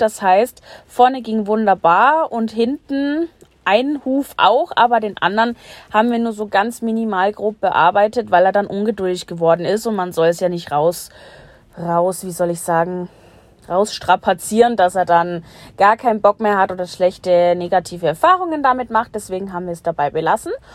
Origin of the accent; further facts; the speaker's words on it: Bavaria, Germany; ich komme aus Bayern und wohne auch dort